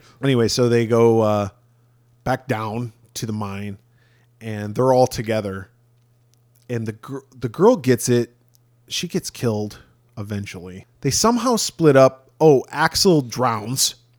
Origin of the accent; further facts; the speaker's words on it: Rockford, Illinois, United States; from my hometown